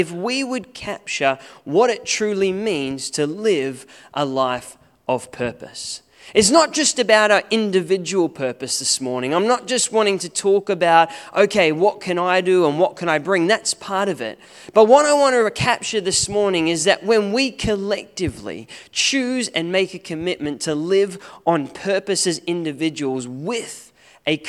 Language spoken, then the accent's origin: English; Australia; now in New Zealand; As an Aussie